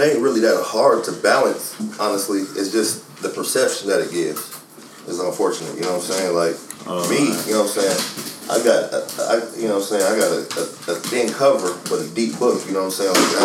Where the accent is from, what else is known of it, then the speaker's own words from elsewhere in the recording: Los Angeles, California, United States; moved away as an adult; now in Atlanta, United States; I'm originally from South Central Los Angeles. Native of South Central Los Angeles